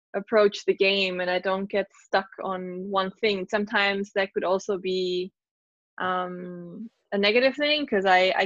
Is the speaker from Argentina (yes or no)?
no; Germany; being in my home country